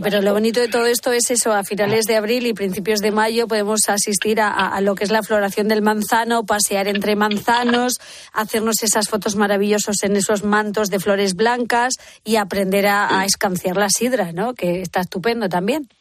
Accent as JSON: {"language": "Spanish", "area": "Toledo", "region": "Castilla-La Mancha", "country": "Spain", "said": "en Toledo, ya tirando para mi tierra"}